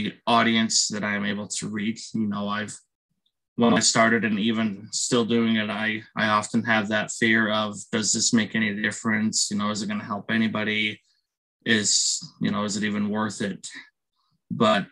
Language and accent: English; Salt Lake City, Utah, United States; I'm born and raised in Salt Lake City, Utah